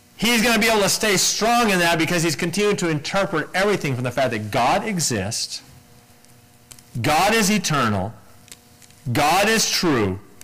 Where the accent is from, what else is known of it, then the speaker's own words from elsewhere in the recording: United States; as an American